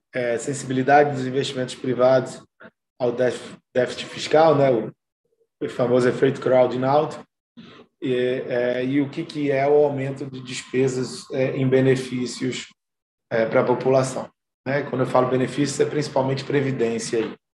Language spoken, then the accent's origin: Portuguese; Brazil; A gente, como brasileiro